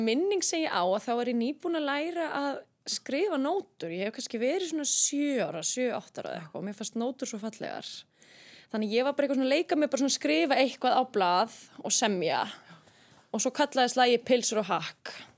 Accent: Garðabær, Capital Region, Iceland; ég er alveg upp í Garðabæi

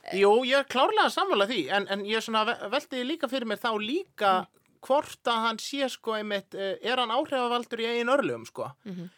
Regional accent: Iceland

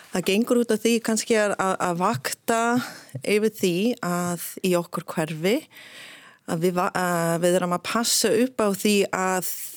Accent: Michigan, United States; Icelandic is a second language; moved away as an adult; now in Iceland; ég er frá Michigan

